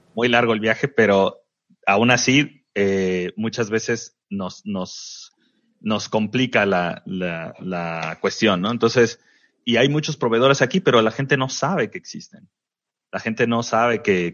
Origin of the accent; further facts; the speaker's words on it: Veracruz, Mexico; now in Tijuana, Mexico; de Veracruz, que mi, mi tierra